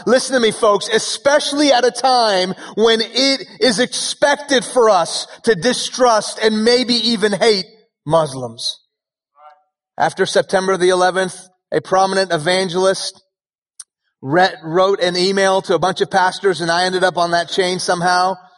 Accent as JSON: {"language": "English", "town": "Houston", "region": "Texas", "country": "United States", "tie": "born or raised there", "also_born_or_lived": "Iran / Dallas", "first_language": "Persian", "second_language": "English", "lives_now": "Frisco, United States", "said": "I was born in Houston when I was two years old. My family moved to Iran uh, where my family is from"}